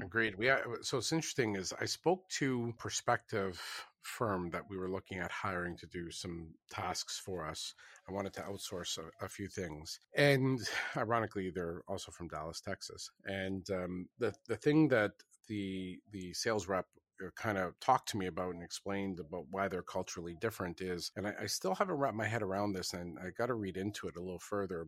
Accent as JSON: {"language": "English", "country": "Canada", "said": "I am Canadian"}